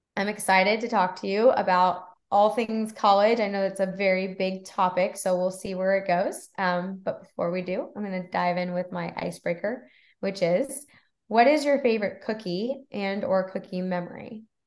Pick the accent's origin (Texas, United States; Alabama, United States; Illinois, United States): Texas, United States; moved away as an adult; also born or lived in Florida; I'm from Texas